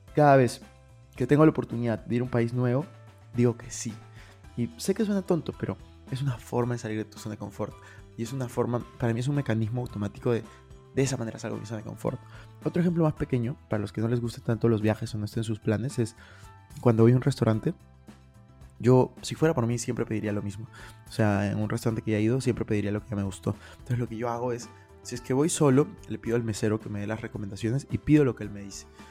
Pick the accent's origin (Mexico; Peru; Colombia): Peru; moved away as an adult; also born or lived in Madrid, Spain / Lima; now in Miami, United States; yo soy de Perú y he vivido los últimos dos años en España casi